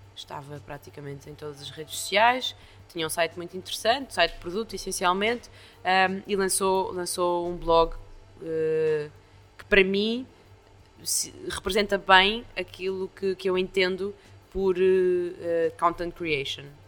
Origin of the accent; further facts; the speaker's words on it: Estoril, Lisbon, Portugal; also born or lived in Brazil; now in Lisbon, Portugal; Eu, eu cresci no Estoril